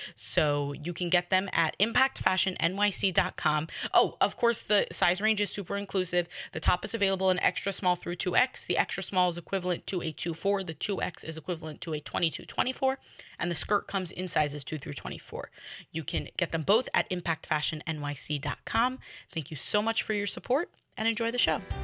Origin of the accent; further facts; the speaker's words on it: New York City, New York, United States; I'm in Kew Garden Hills